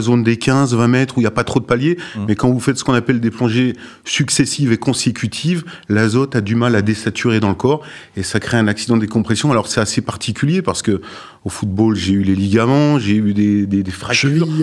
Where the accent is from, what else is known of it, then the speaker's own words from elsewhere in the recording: Sochaux, Bourgogne-Franche-Comté, France; now in La Ciotat, France; Sochaux, ma ville natale